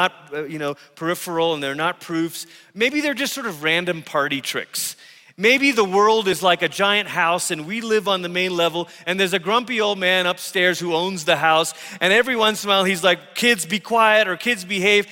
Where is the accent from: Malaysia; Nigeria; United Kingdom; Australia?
Malaysia; moved away as an adult; also born or lived in Tulsa, Oklahoma; I came from Malaysia, and I grew up around watching my parents pray for the sick in our living room